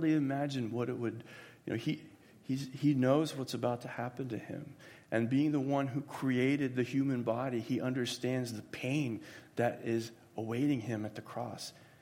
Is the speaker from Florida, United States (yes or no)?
yes; Florida, United States; I grew up in Florida